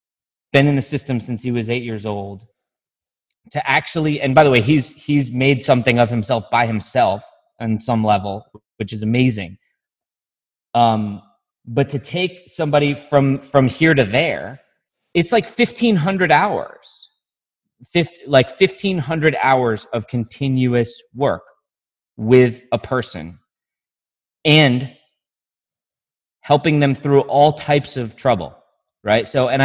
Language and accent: English; Syracuse, New York, United States; in my, you know, affluent white community I grew up in Syracuse, there are some dangerous people.